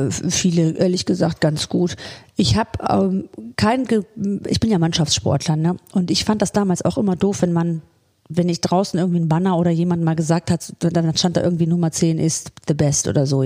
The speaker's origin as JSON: {"language": "German", "town": "Solingen", "region": "North Rhine-Westphalia", "country": "Germany", "said": "Aus Solingen, äh, ja. Ich bin ja aus Solingen"}